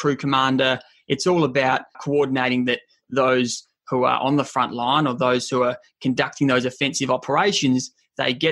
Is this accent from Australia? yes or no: yes; Adelaide, South Australia, Australia; Adelaide, born and raised, and it is my hometown, and I'll always call Adelaide home.